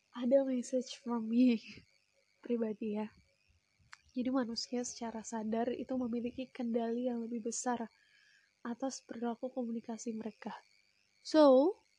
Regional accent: Lampung, Indonesia; now in Yogyakarta, Indonesia; Asalnya dari Lampung

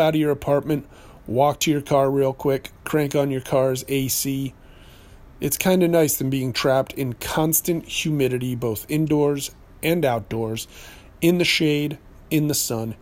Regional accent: New Hampshire, United States; I grew up in New Hampshire.

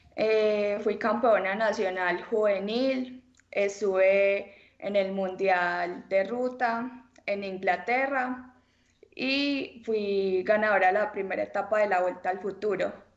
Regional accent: El Carmen de Viboral, Antioquia, Colombia; soy del Carmen de Oral, tengo 18 años

